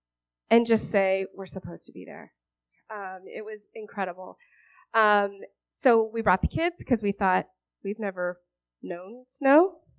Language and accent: English; Atlanta, Georgia, United States; moved away as an adult; now in Vermont, United States; We are originally from the South. We are from the Atlanta area. And we moved up here almost 4 years ago.